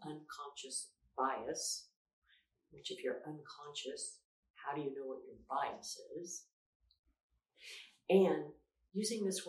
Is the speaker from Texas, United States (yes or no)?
yes; Houston, Texas, United States; born or raised there